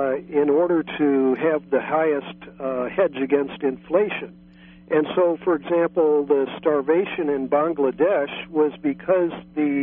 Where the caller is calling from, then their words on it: San Francisco, California, United States; Oh, yeah, greetings from San Francisco.